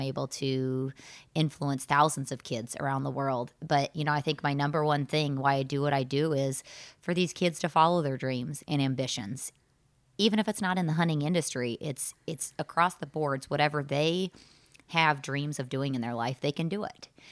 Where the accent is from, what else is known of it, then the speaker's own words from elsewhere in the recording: Southern Illinois, United States; I grew up in Southern Illinois and did not take a ton of vacations with my family growing up.